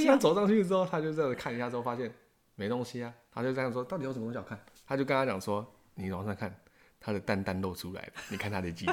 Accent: Taiwan; 我们台湾人

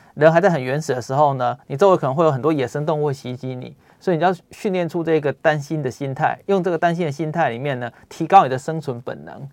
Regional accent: Taiwan; 像我们台湾人，大家总是会说，你要谦虚一点

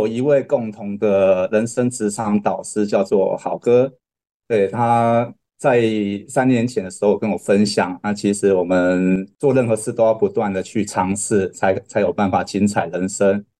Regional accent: Kaohsiung, Taiwan; 我我是高雄人，

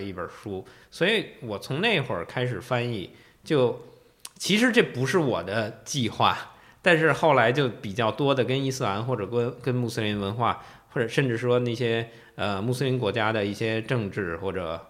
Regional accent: Beijing, China; moved away as an adult; now in Taiwan; 我是在北京长大的，嗯，我是北 就是北京人，土生土，土长，长大的北京人。嗯。然后我是，呃，大概搬来台湾可能四，四年多，多一点儿

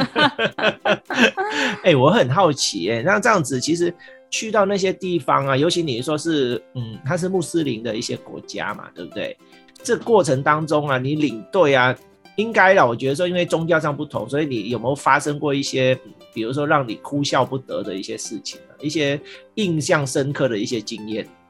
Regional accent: Vietnam; moved away; 我是越南，越南出生的嘛

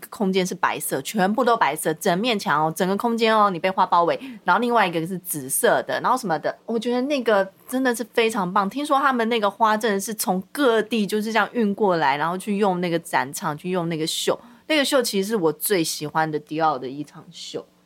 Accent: Taiwan; 我们台湾人

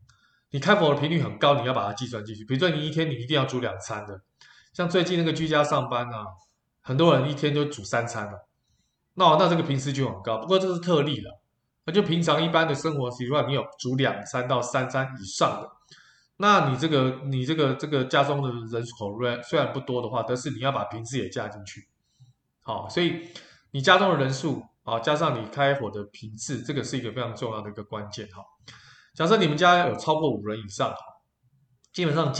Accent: Taiwan; 那我觉得我们台湾人民的素质也非常的高哈。

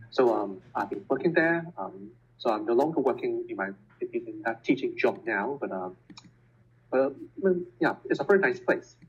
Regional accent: Hong Kong; first language Cantonese; English is a second language; moved away as an adult; also born or lived in Santa Barbara, United States / Leiden, Netherlands / Lund, Sweden / Germany; I was born in Hong Kong and I have um, Cantonese as my native language, my first language.

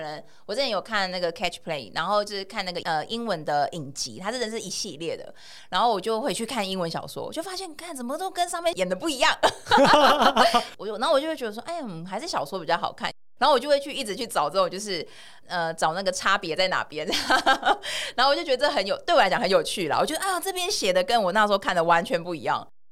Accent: Taiwan; also born or lived in France; 我是台湾人

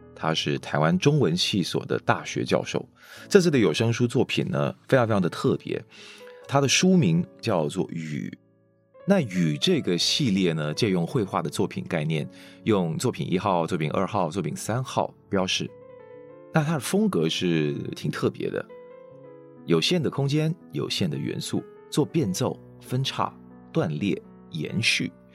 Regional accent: Kuala Lumpur, Federal Territory of Kuala Lumpur, Malaysia; Chinese is a second language; 虽然我会说中文，哦，那我想大家也知道我是从小在马来西亚的吉隆坡长大的

